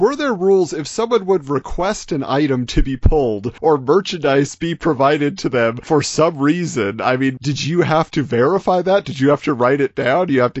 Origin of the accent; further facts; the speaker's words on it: Orange County, Southern California, United States; I grew up in Southern California in Orange County, and in my hometown was Blizzard Entertainment